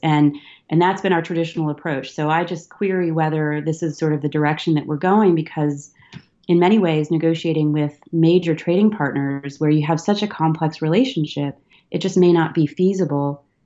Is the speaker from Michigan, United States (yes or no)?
yes; Detroit, Michigan, United States; growing up in Detroit